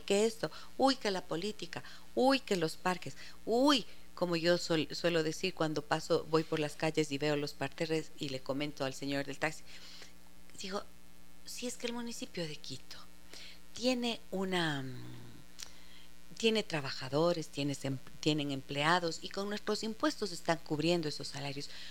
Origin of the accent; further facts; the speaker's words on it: Arequipa, Peru; desde la Ciudad Blanca, desde mi tierrita linda.